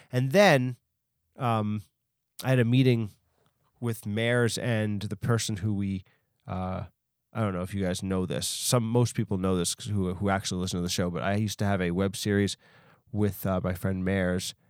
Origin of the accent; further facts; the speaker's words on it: New York, United States; also born or lived in Long Island; I'm from New York, so I was able to go to, like, the Bronx Zoo and the Queen's Zoo